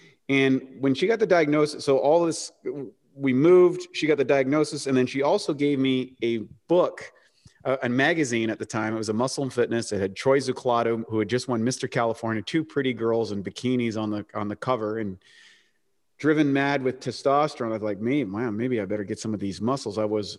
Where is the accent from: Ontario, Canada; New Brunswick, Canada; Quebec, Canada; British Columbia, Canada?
New Brunswick, Canada; I grew up in the rural part of New Brunswick, Canada, which is up by Maine, which was and kind of played hockey and everything.